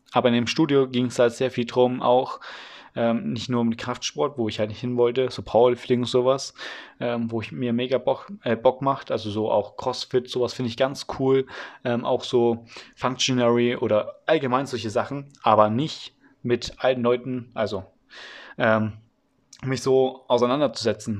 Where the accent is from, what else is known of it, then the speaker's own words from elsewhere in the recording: Franconia, Bavaria, Germany; Das ist hier in Franken so. Übrigens, ich komme aus Franken, aus Bayern